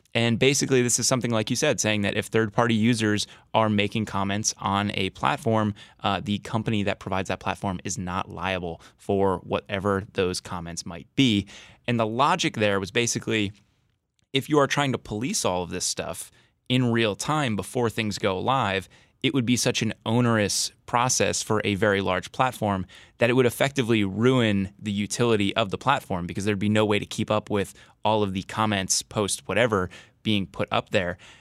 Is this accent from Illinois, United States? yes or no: no; New Jersey, United States; moved away; I grew up in New Jersey